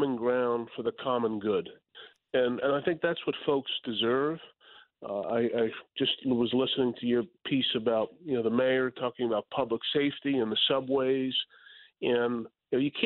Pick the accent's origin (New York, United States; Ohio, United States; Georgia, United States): New York, United States; New York City; The people of Staten Island give me a chance to serve them, my hometown.